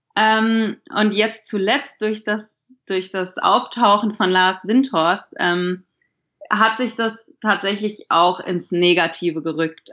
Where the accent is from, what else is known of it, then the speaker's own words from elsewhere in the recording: Hesse, Germany; now in Frankfurt, Germany; ich komme gebürtig aus Hessen, nicht direkt aus Frankfurt, sondern 100 Kilometer weiter aus einem Kaff